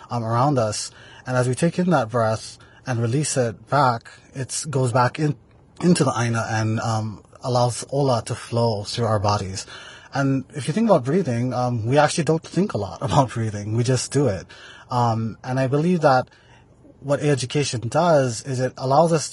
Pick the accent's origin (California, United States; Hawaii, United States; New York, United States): Hawaii, United States; Maui; I am from the island of Maui, from the ahupua'a of Nawai Eha